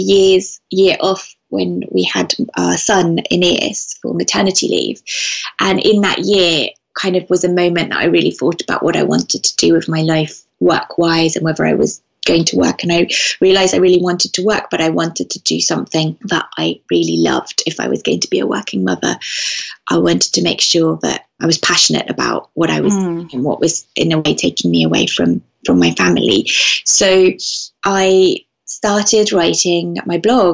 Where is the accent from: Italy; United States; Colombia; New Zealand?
Italy; Venice, Veneto; also born or lived in London; I grew up in Venice, and I live now in Venice half the year and in London the rest of the year.